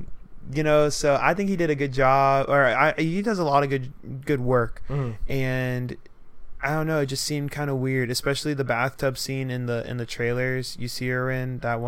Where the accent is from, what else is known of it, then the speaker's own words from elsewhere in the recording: the South, United States; I'm like white, like I'm from the South